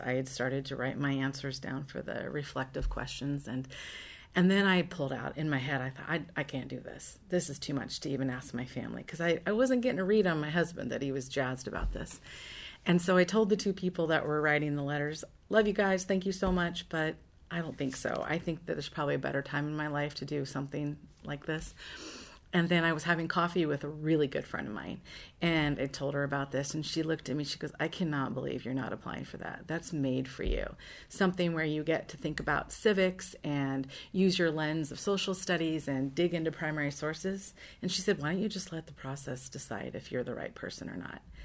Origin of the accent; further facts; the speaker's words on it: Seattle, Washington, United States; also born or lived in Lynden, Washington; I'm, um, born and raised in Washington State. Uh, I grew up in Seattle